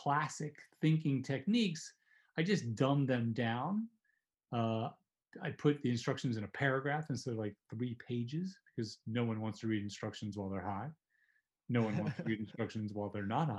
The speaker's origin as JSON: {"language": "English", "region": "New Jersey", "country": "United States", "tie": "born or raised there", "said": "New Jersey where I grew up"}